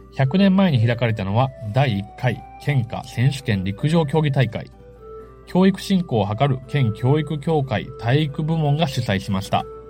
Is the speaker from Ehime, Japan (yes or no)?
yes; Matsuyama, Ehime, Japan; 私は、まあ、中与の出身で、松山の出身ですけれども、幼少期からバナナカステラ食べてました